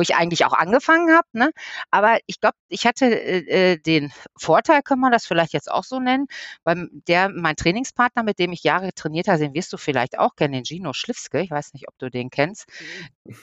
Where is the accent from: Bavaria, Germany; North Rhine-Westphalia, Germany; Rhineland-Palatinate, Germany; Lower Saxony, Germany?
North Rhine-Westphalia, Germany; Ruhr area; hier bei uns im Ruhrpott